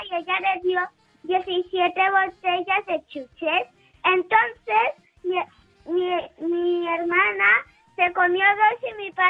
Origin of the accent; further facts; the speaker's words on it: Madrid, Community of Madrid, Spain; De, Madrid.